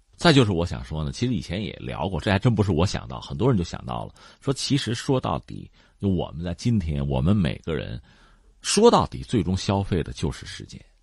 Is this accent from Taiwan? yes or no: no; China; 我们中国人